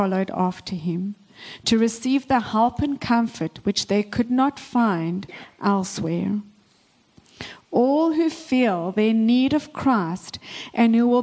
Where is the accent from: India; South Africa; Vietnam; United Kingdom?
South Africa; moved away as an adult; now in Canada; I was born and raised in South Africa.